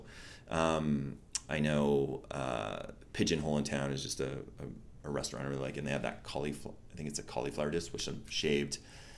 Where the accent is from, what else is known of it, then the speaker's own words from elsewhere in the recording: West Coast, United States; I'm from the West Coast